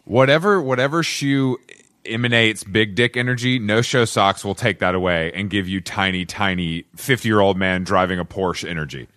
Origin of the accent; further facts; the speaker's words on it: Atlanta, Georgia, United States; I'm from Atlanta, and we have a, obviously a very deep redneck culture